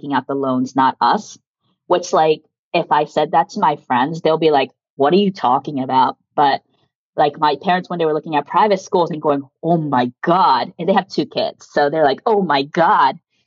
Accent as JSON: {"language": "English", "area": "suburbs of Washington, D.C.", "region": "District of Columbia", "country": "United States", "tie": "born or raised there", "first_language": "Japanese", "second_language": "English", "moved": "as an adult", "lives_now": "New York City, United States", "said": "I grew up in the suburbs of DC."}